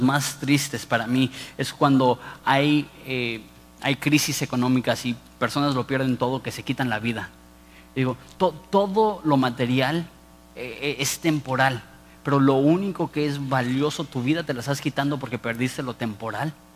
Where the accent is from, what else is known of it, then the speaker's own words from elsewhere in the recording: Mexico; also born or lived in Ensenada; como mexicanos